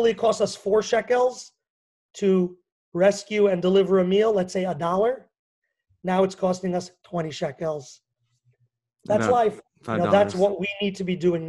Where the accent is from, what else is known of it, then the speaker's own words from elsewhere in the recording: New York, United States; also born or lived in Washington; now in Israel; New York specifically, where I grew up, as you can probably hear. But although they say I don't have a strong New York accent